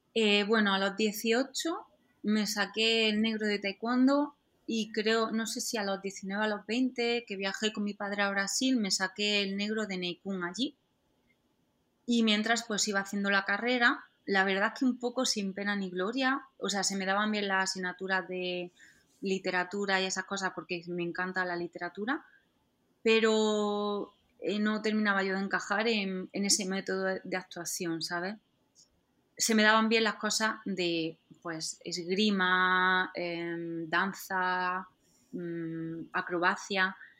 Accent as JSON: {"language": "Spanish", "region": "Andalusia", "country": "Spain", "accent": "Andalusian", "said": "como soy andaluza, em, siempre me ha costado un poco pronunciar algún, la R entre palabras"}